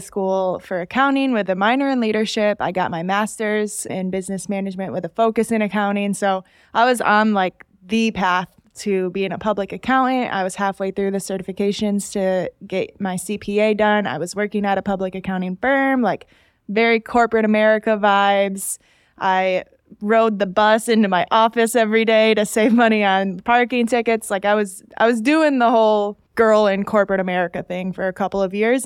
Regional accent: Salamanca, New York, United States; moved away as an adult; also born or lived in Buffalo, New York; now in Raleigh, United States; this small Native American reservation called Salamanca

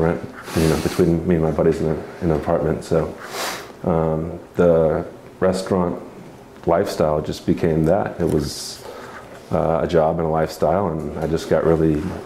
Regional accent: Benicia, California, United States; moved away as an adult; also born or lived in Arizona; now in Oregon, United States; I grew up in the Bay Area in a town called Benicia, California, not too far from Napa

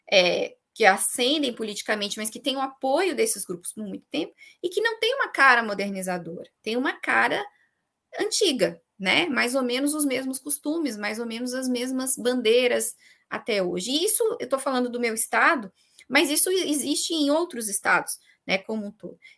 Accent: Santa Catarina, Brazil; Aqui no meu estado, eu sou de Santa Catarina, né? A gente nunca tem um governador da capital.

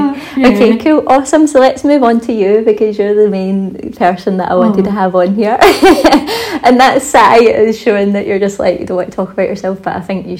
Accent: Scotland, United Kingdom; accent: Scottish; Hopefully I'll have my Scottish accent back very soon.

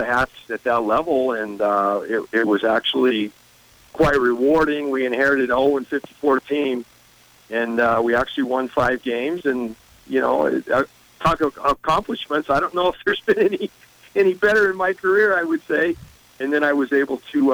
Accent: Eugene, Oregon, United States; moved away; also born or lived in Montana; I grew up in Eugene

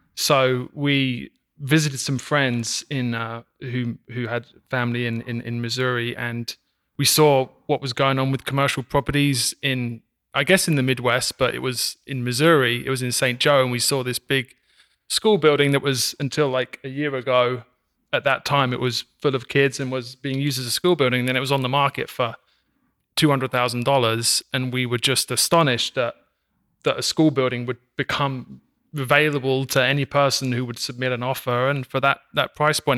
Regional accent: England, United Kingdom; also born or lived in Brooklyn, New York; now in Kansas City area, United States; I'm from, uh, England

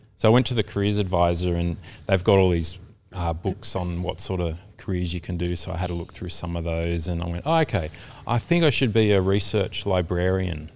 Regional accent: Caringbah, New South Wales, Australia; also born or lived in Taren Point; I was born in Carrimbah

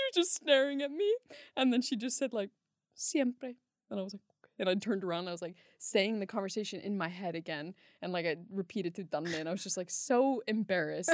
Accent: California, United States; now in Iceland; I grew up in California

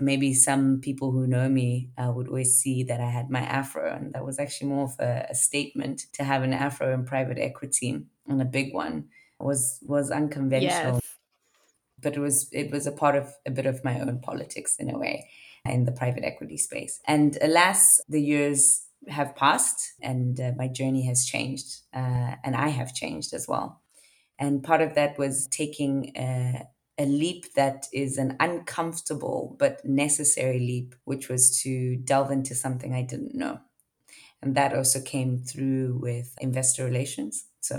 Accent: Zimbabwe; also born or lived in South Africa; So I'm originally from Zimbabwe and then ended up in South Africa, given the economic crisis that had happened

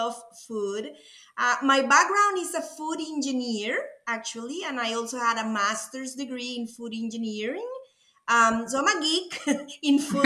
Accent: Costa Rica; accent: Latin; English is a second language; moved away as an adult; now in United States; As you can tell by my accent, I'm Latin. I'm from Costa Rica, a beautiful country

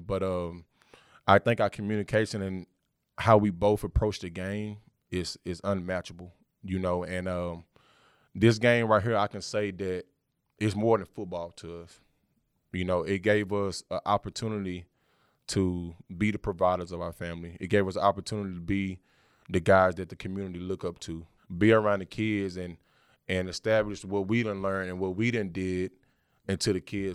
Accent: Texas, United States; we both from the South, he from Georgia, I'm from Texas

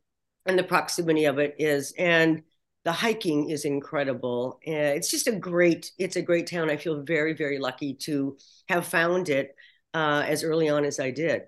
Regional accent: Sonoma, California, United States; So yeah, I feel really lucky that this is my hometown.

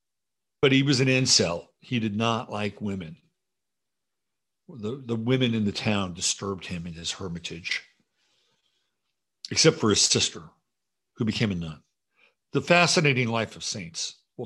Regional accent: Piedmont, California, United States; I grew up on Piedmont Road and went to Piedmont High School in California.

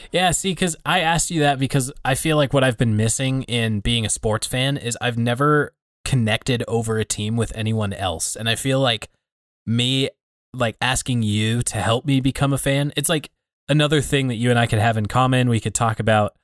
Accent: Denver, Colorado, United States; now in Billings, United States; I was born in the Denver area

